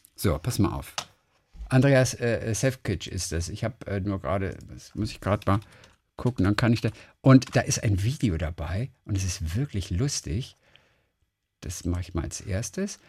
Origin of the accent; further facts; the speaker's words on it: Eisenach, Thuringia, Germany; moved away; Ich wohne noch in Eisenach in Thüringen, wo ich aufgewachsen bin